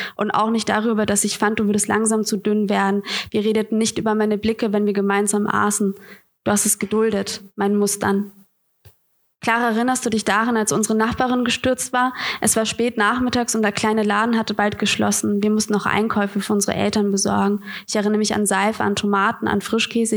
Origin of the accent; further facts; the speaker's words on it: Bamberg, Bavaria, Germany; now in Hamburg, Germany; ich komme ja aus Bamberg. Schön, es ist komisch, wieder in Franken zu sein.